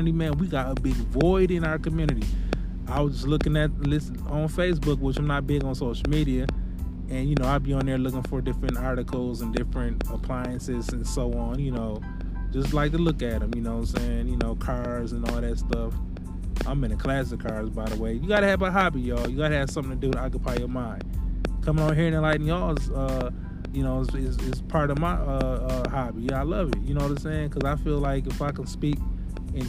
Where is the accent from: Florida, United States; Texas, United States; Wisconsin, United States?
Wisconsin, United States; Milwaukee; moved away; I used to love to go visit my hometown in Milwaukee